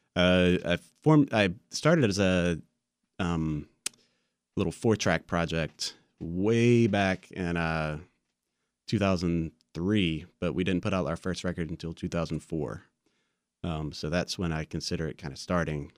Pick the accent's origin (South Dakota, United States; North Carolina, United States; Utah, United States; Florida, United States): North Carolina, United States; Wilson; I grew up in Wilson right down the road